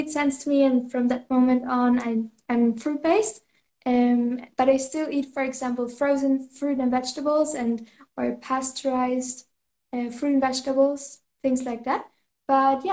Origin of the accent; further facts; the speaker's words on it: Germany; now in Canary Islands, Spain; I'm originally from Germany